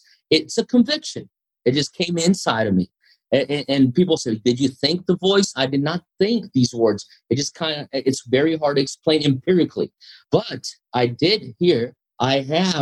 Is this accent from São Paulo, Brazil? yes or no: yes; São Paulo, Brazil; So the largest Japanese population outside Japan is in Brazil, in São Paulo